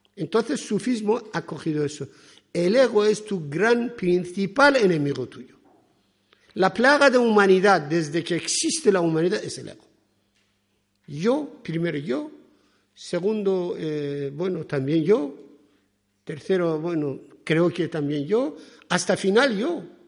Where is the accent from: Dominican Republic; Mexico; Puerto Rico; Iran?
Iran; Spanish is a second language; now in Spain; yo soy persa, soy de Irán